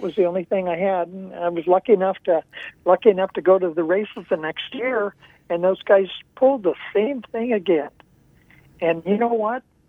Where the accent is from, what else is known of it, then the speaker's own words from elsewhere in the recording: Mansfield, Ohio, United States; I'm from Mansfield, Ohio